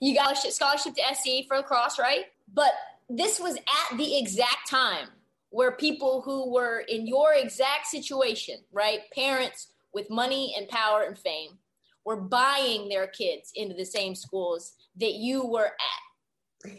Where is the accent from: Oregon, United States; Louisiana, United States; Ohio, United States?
Oregon, United States; Portland; moved away as an adult; now in Los Angeles, United States; I grew up in Portland, went to Oregon